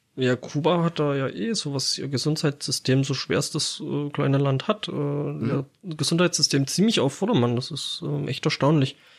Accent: Germany; bei uns in Deutschland

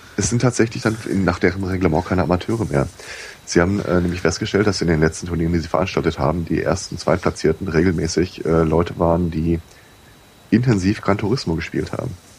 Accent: Germany; born or raised there

